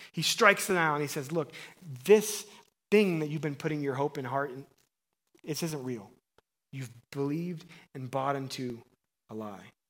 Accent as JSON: {"language": "English", "region": "Missouri", "country": "United States", "tie": "born or raised there", "said": "I grew up in Missouri"}